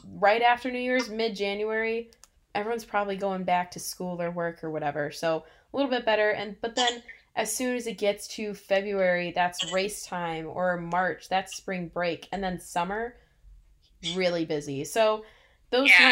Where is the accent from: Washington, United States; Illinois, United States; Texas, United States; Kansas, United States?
Illinois, United States; I am from Illinois. We we are used to 30 below